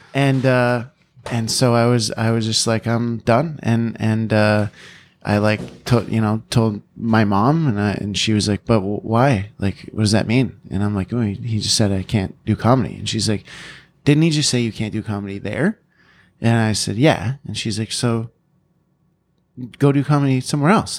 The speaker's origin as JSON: {"language": "English", "town": "London", "region": "Ontario", "country": "Canada", "tie": "born or raised there"}